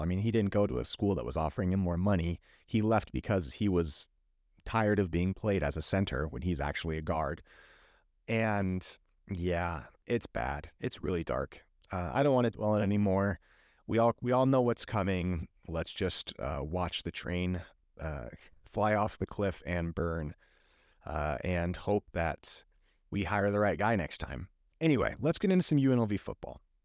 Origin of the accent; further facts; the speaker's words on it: Las Vegas, Nevada, United States; I'm happy to be in my hometown